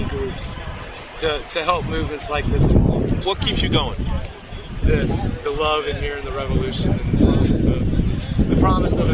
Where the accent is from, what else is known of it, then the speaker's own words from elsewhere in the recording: Tampa, Florida, United States; I'm from Tampa, Florida.